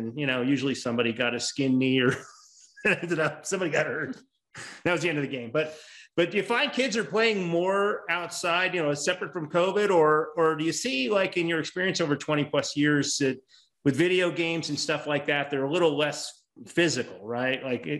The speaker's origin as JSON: {"language": "English", "town": "Las Vegas", "region": "Nevada", "country": "United States", "tie": "born or raised there", "said": "I grew up in Las Vegas as a kid"}